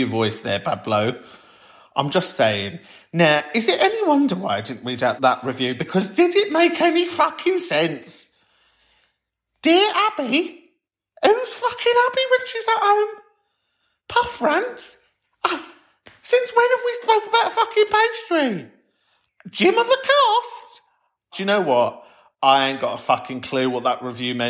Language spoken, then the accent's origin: English; London, United Kingdom; I'm from Camden, North London for life